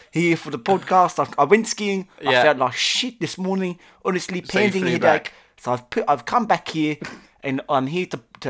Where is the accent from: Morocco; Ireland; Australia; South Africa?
South Africa; No, I'm from South Africa. A lot of people don't know that.